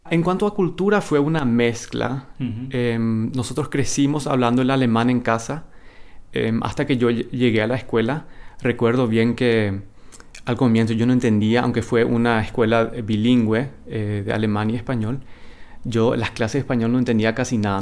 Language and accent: Spanish; Asunción, Paraguay; now in Manitoba, Canada; se mudaron a, Asunción y ahí fue que yo nací y crecí en esa cultura.